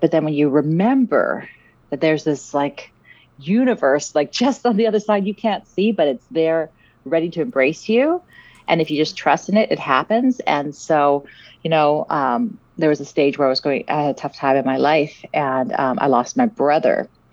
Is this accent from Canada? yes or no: yes; Vancouver, British Columbia, Canada; also born or lived in South Africa; I grew up in Vancouver, in Canada, and um, I'm originally from South Africa